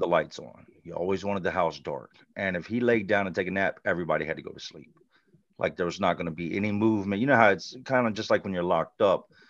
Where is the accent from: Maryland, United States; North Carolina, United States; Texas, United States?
North Carolina, United States; Charlotte; now in Richmond, United States; I grew up in Charlotte